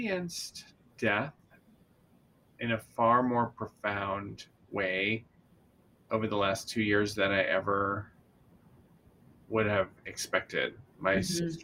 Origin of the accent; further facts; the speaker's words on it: Tucson, Arizona, United States; moved away as an adult; now in Seattle, United States; I'm originally from Tucson, Arizona. Mm-hmm. Woohoo! And born and raised. And at age 21, I moved to my current location